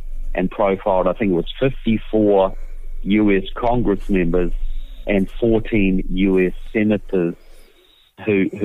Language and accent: English; New Zealand; moved away as an adult; now in United States; I'm from New Zealand, as you will tell by my accent. I have a southern accent. Deep Southern, and I've been living in the United States for several years.